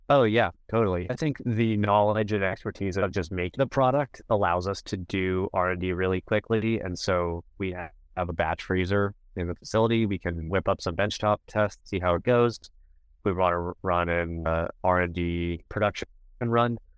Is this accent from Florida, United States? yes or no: yes; Miami, Florida, United States; moved away; I'm originally from Miami, so I'm a Miami sports fan